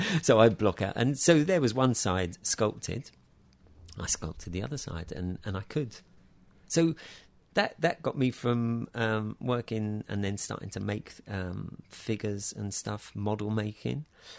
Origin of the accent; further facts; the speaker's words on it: Taplow, South East England, United Kingdom; In Taplow, near Maidenhead.